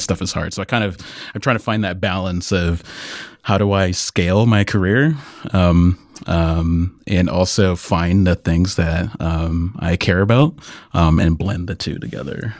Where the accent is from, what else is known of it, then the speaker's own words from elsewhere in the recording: Iowa, United States; I grew up in Iowa